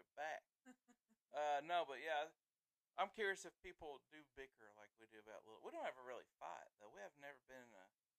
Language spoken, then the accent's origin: English; the South, United States; we are from the South. It's where we live. It's who we are